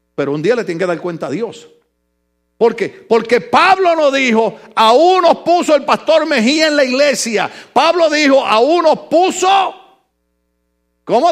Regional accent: Ponce, Puerto Rico; moved away; Yo jovencito en mi país en un lugar que se llama La Concha Acústica en Ponce

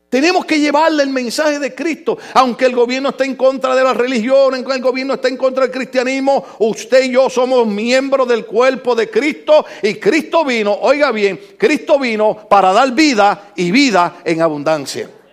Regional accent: Puerto Rico; now in United States; mi Puerto, Rico

